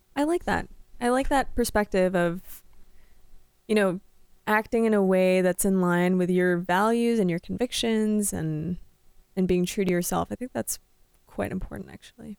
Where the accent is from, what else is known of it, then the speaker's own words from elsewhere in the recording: Canada; now in Iowa, United States; I'm not Midwestern, but I'm Canadian